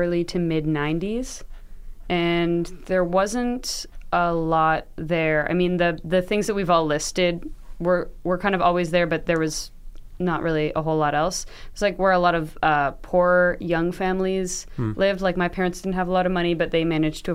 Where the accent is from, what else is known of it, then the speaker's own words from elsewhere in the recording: Toronto, Ontario, Canada; I grew up in the Annex